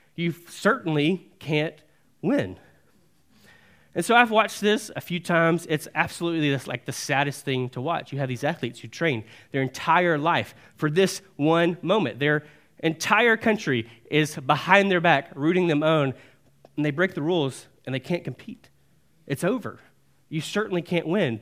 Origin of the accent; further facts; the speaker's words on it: Alabama, United States; born and raised in Alabama